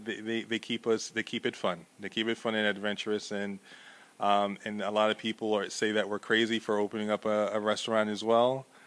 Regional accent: Elizabeth, New Jersey, United States; now in Montclair, United States; I was born and raised in Elizabeth

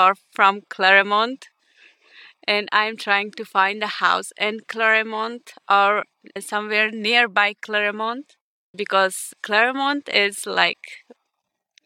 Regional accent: Ukraine; English is a second language; moved away as an adult; also born or lived in Simi Valley; now in United States; we are from Ukraine

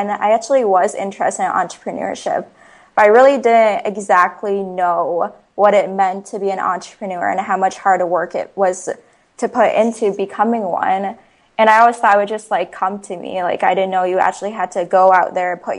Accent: Ames, Iowa, United States; I was born and raised in Ames, Iowa. So I went to school here, elementary, middle

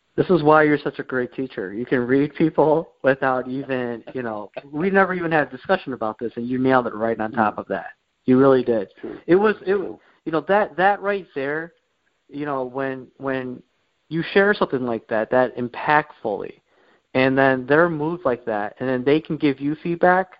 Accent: Warren, Michigan, United States; I grew up around this Metro Detroit area. I uh, lived uh, pretty much all my life in Warren

